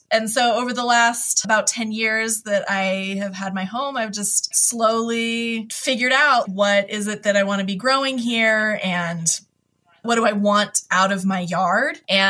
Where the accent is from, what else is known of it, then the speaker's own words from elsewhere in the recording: Hawaii, United States; I moved a lot as a kid, but I grew up mostly in Hawaii when I was, you know, like middle school on.